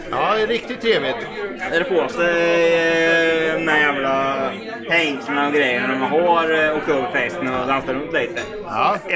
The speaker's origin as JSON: {"language": "Swedish", "region": "Östergötland", "country": "Sweden", "moved": "yes", "lives_now": "Karlskoga, Sweden", "said": "jag bor i Karlskoga. Eh, jag kommer från Östergötland."}